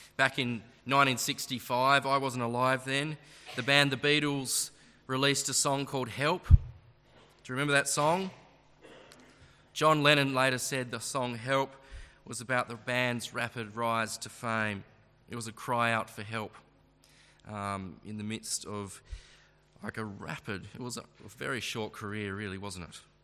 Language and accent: English; Launceston, Tasmania, Australia; I'm a local, I am born and bred from this uh, fair ground here